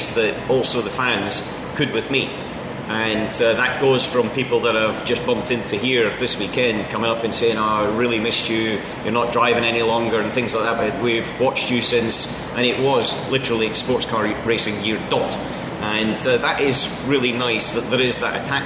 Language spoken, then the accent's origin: English; Scotland, United Kingdom; we're all Scottish and we all come from the same place